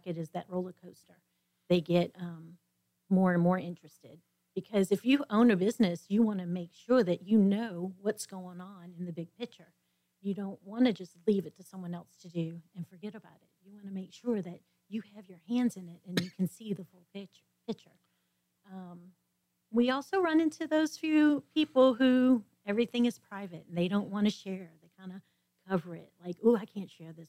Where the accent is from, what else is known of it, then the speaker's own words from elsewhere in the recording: New Orleans, Louisiana, United States; moved away as an adult; now in The Woodlands, United States; I was born and raised in New Orleans